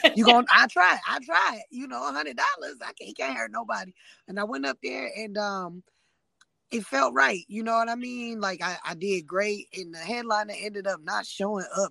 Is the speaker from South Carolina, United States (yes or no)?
yes; South Carolina, United States; moved away; I'm from South Carolina.